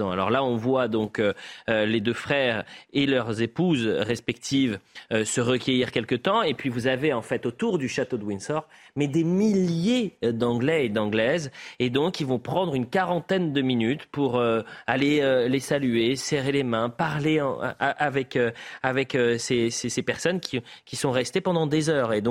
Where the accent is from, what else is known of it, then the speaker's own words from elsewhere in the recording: France; chez nous, en France